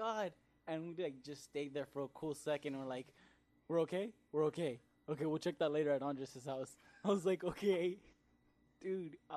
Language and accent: English; La Puente, California, United States; I'm from La Puente